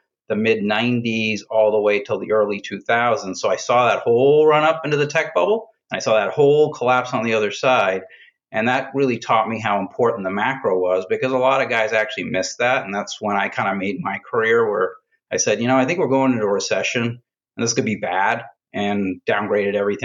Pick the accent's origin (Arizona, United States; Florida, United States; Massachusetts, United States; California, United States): Massachusetts, United States; Boston; moved away; I grew up in Boston, in and around Boston